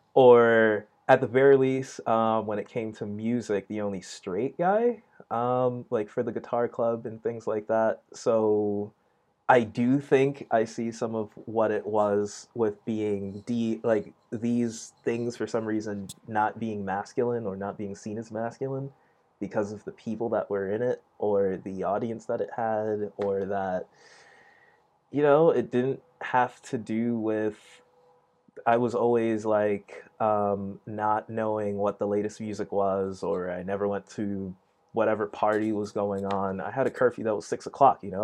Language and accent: English; New York City, New York, United States; East Flatbush, Brooklyn